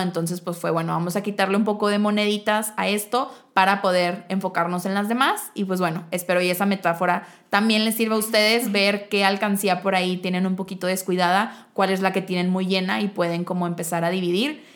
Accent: Mexico; si somos mexicanos

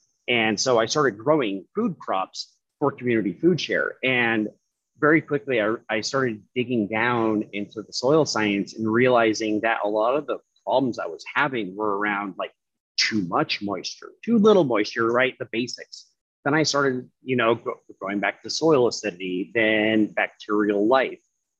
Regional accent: Alaska, United States; given my history growing up in Alaska and everything

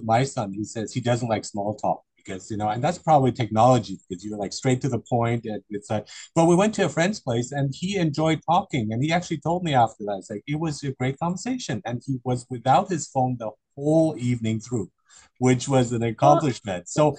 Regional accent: Germany; I grew up in Germany

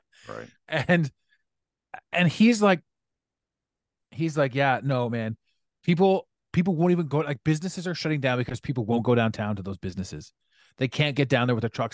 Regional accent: Ottawa, Ontario, Canada; this was one of my best friends growing up, growing up in Ottawa.

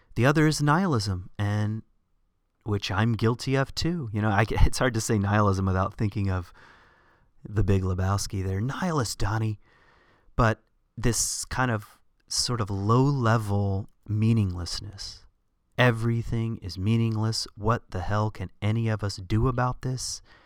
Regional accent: the South, United States; I grew up in the South

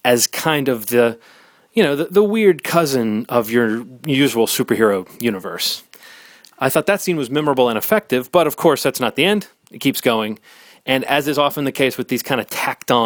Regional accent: United States; As an American

